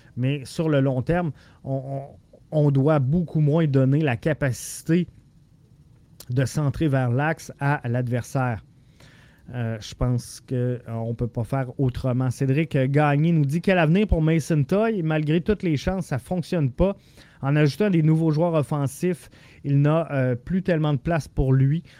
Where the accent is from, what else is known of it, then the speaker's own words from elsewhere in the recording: Quebec City, Quebec, Canada; je suis de Québec. Je viens de la grande région de Québec. Euh, j'ai passé euh, la majeure partie de ma vie à Québec.